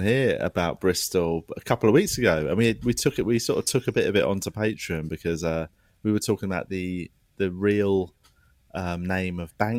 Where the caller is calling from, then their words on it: Melbourne, Victoria, Australia; I'm zooming in from Melbourne, Australia. It's currently 10 to midnight